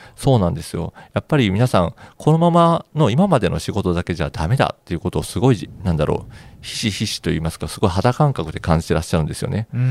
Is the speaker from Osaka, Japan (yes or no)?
yes; Higashiosaka, Osaka, Japan; 出身が東大阪なので、はいはい、どちらかというとこう、家の周りに工場があるのが当たり前